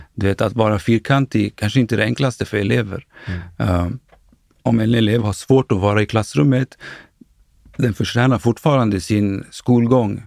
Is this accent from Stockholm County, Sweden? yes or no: yes; Stockholm, Stockholm County, Sweden; jag är född och uppvuxen i Akalla, en förort eh, i västerort eller norr, norra delen av Stockholm